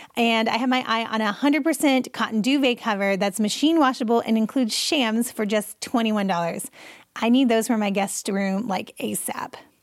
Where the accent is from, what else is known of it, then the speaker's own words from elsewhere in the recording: United States; I'm American